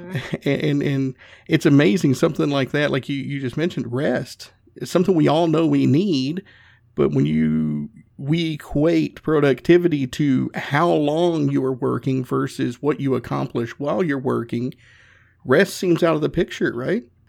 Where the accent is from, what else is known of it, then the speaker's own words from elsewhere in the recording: the South, United States; I'm from the South